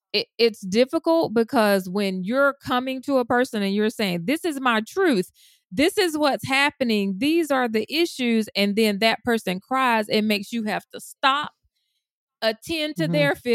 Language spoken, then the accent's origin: English; Deep South, United States; I was raised in the Deep South as a Black woman.